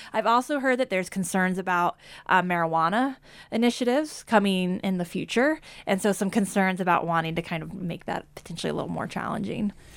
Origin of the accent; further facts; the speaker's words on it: Kansas, United States; growing up in Kansas